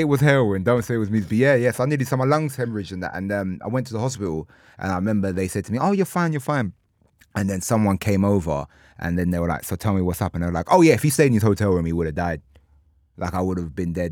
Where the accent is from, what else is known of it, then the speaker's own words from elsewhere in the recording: Ilford, London, United Kingdom; I'm from Ilford